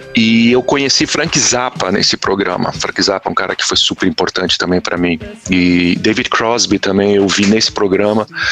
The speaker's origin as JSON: {"language": "Portuguese", "region": "São Paulo", "country": "Brazil", "tie": "born or raised there", "said": "eu nasci em São Paulo"}